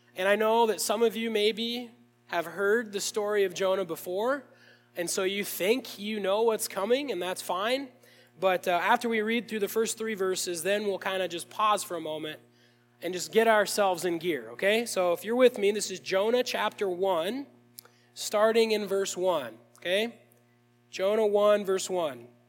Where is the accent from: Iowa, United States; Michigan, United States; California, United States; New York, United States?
Iowa, United States; Williamsburg; I grew up in Williamsburg, Iowa